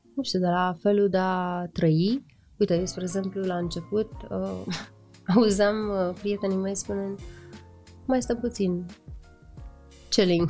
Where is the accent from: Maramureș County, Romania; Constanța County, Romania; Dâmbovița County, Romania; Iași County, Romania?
Iași County, Romania; Iași; faptul că sunt moldoveancă